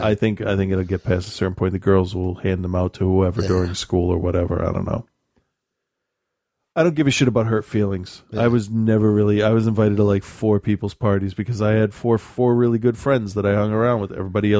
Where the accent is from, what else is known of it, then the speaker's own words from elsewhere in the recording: Massachusetts, United States; I'm like, I'm from Massachusetts. Calm the fuck down.